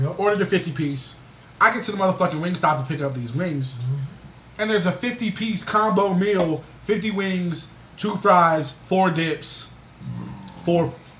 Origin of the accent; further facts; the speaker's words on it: Atlanta, Georgia, United States; now in Los Angeles, United States; because I'm from Atlanta.